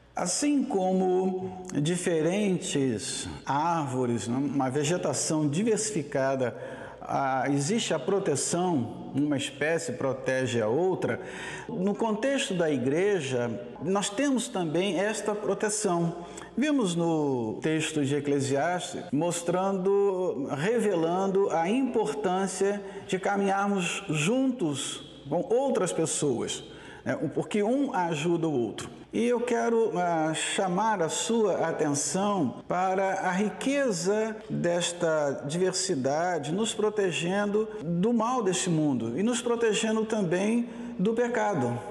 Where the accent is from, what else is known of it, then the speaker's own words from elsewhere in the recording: Brazil; somos brasileiros